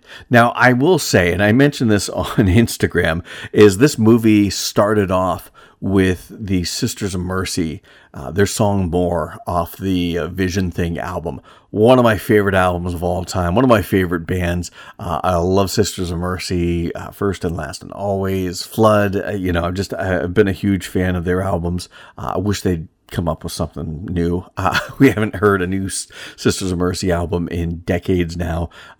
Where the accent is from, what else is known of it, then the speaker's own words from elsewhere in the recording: Pennsylvania, United States; You know, growing up in Northwest Pennsylvania, I spent most of my summer days running the woods behind my great grandmother's house